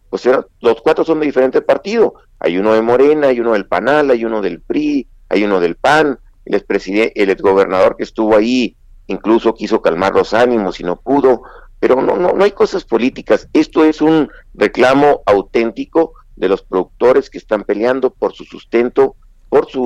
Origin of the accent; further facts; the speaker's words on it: Chihuahua, Mexico; los chihuahuenses no somos enemigos de, los mexicanos